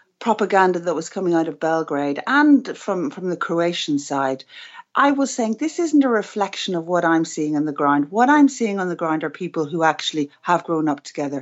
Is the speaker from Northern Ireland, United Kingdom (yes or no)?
yes; Belfast, Northern Ireland, United Kingdom; I grew up in Belfast